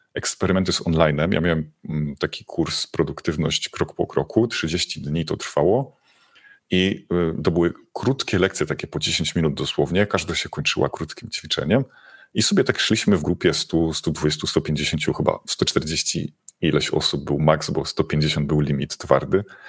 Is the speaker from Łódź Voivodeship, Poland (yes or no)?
no; Silesian Voivodeship, Poland; ja jestem ze Śląska